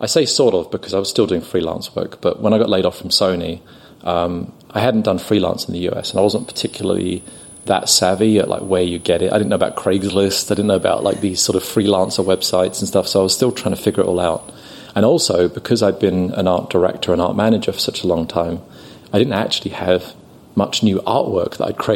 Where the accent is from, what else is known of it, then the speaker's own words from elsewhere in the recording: London, United Kingdom; now in San Diego, United States; I'm from London